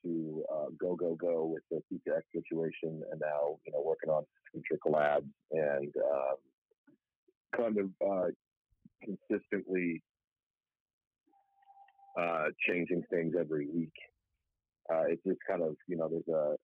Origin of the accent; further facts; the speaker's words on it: Long Island, New York, United States; moved away as an adult; also born or lived in Albany/Syracuse area, New York; now in Orange County, United States; Long Island. That's where I'm from